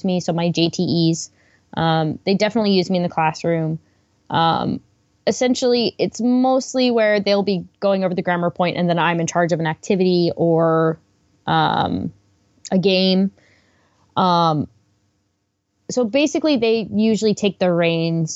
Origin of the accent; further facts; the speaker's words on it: Washington, District of Columbia, United States; moved away as an adult; now in Japan; I'm from Washington, D.C. originally